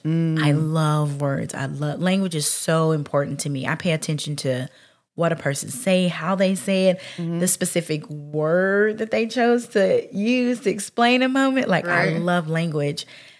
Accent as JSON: {"language": "English", "region": "Mississippi", "country": "United States"}